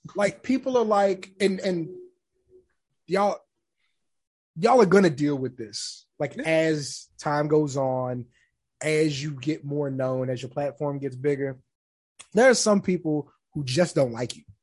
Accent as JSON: {"language": "English", "town": "San Antonio", "region": "Texas", "country": "United States", "said": "I'm from San Antonio"}